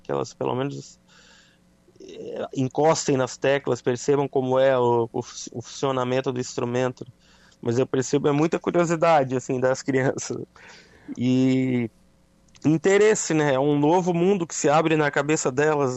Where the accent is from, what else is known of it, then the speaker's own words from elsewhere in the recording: Araranguá, Santa Catarina, Brazil; moved away; minha cidade natal, Araranguá